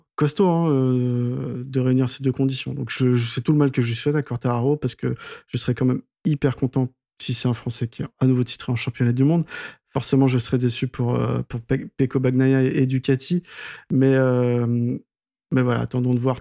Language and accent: French; France; Nous, en tant que Français